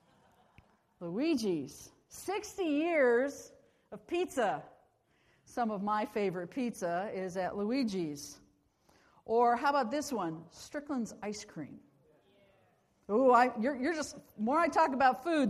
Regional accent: Akron, Ohio, United States; I was born in Akron, Ohio, in Akron City Hospital. And have lived in this area a lot of my life

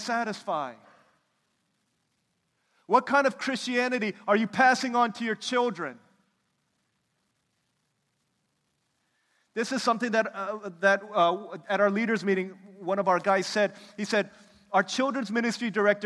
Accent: United States; I'm from America

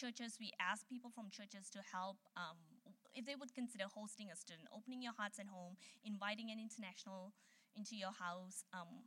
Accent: Malaysia; moved away as an adult; now in United States; I'm from Malaysia

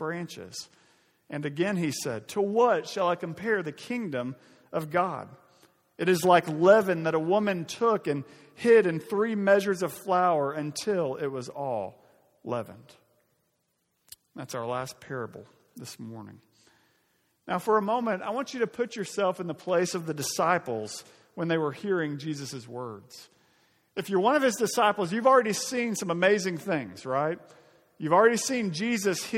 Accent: Arkansas, United States; my home state of Arkansas

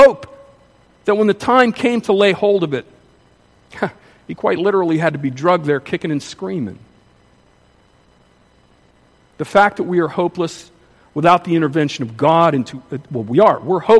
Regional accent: Pittsburgh, Pennsylvania, United States; I grew up in Pittsburgh, and they used to manufacture a lot of steel in Pittsburgh

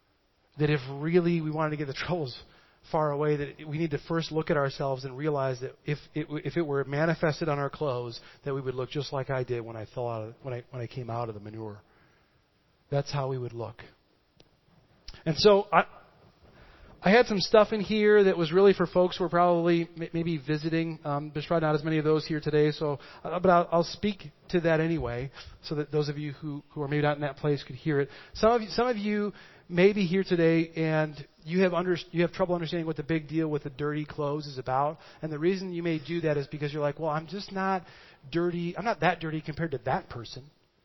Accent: Midwest, United States; I am from the Midwest, and what we do is we take a scrub brush and we just scrub that up.

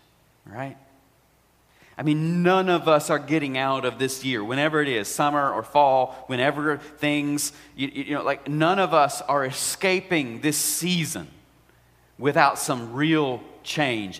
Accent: United States; we are strong American people

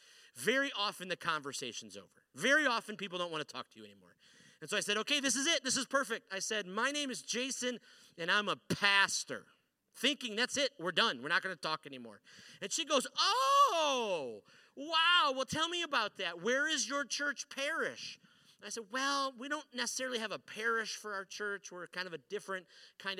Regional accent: Detroit, Michigan, United States; also born or lived in Chicago; now in Central Michigan, United States; I grew up here in a city called Detroit, and then I moved over here to a city called Chicago, and then I moved up here to the very middle of the mitten

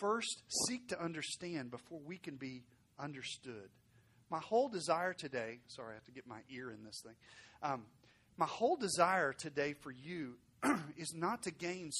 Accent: Arkansas, United States; now in Fort Worth, United States; I'm from Arkansas, so I speak a little slower than most

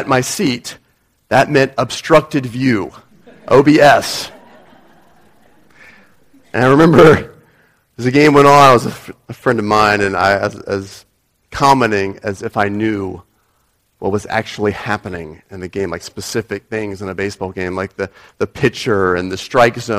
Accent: United States; moved away; people from my own nationality

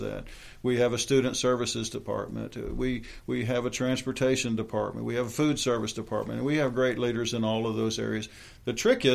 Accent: Ocala, Florida, United States; I was born and raised here in Ocala, Florida

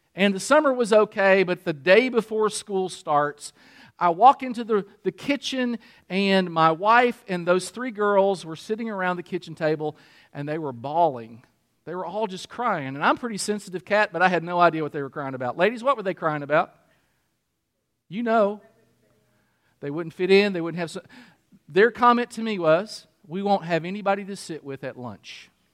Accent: Kentucky, United States; also born or lived in Michigan; I'm still from Kentucky, and I want people to identify me

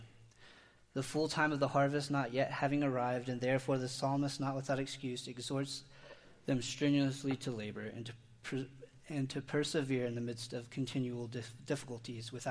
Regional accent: Indiana, United States; I grew up in Indiana, and I was surrounded by cornfields, wheat fields, bean fields

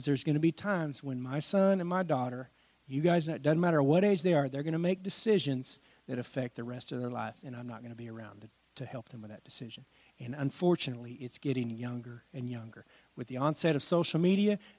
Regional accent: Washington, United States; moved away; I grew up in Washington State

